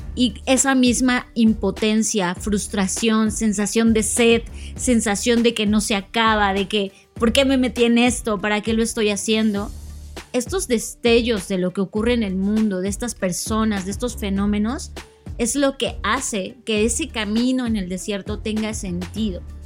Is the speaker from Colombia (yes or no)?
no; Mexico; somos mexicanos